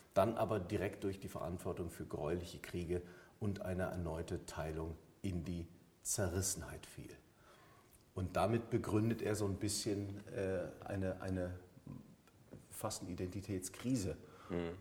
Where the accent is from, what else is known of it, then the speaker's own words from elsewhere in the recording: Germany; ich bin Deutscher, bin hier groß geworden, ähm, habe eine deutsche Mutter